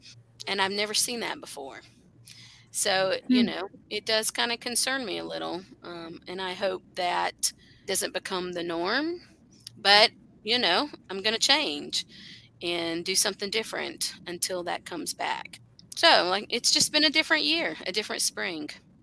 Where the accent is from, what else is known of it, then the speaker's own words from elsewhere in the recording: South Carolina, United States; now in Appalachia, United States; I grew up in South Carolina